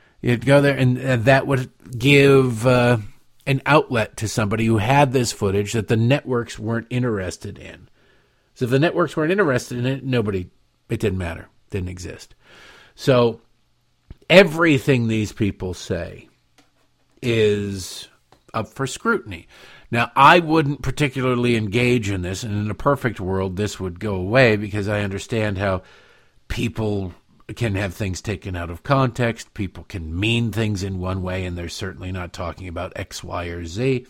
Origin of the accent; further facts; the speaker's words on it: Michigan, United States; Growing up in Michigan, you're taught to hate Ohio.